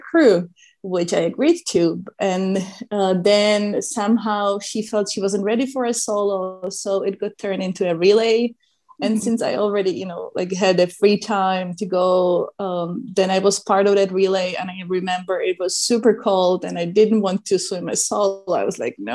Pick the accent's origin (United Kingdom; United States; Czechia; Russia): Czechia; moved away; I grew up in Czech Republic, and Czech Republic doesn't have an ocean or sea.